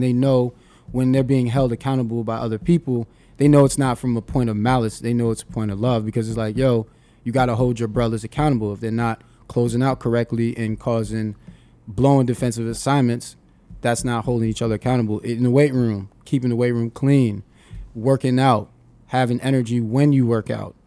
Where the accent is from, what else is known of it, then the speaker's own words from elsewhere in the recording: New York City, New York, United States; me being born and raised in Brooklyn, New York